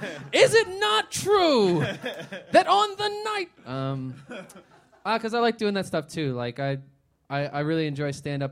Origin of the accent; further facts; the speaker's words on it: Bethlehem, Pennsylvania, United States; moved away as an adult; now in Philadelphia, United States; I grew up in Bethlehem, Pennsylvania, and I went to school here, and I just stayed here.